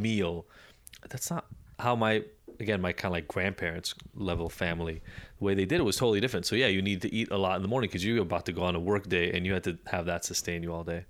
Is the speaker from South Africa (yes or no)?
no; Israel; moved away; also born or lived in Chicago, United States; growing up in Israel